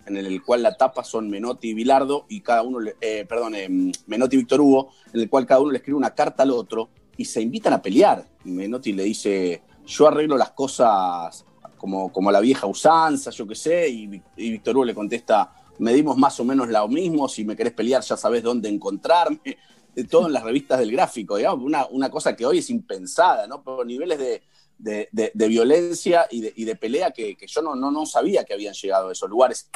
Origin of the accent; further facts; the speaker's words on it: Argentina; nosotros como argentinos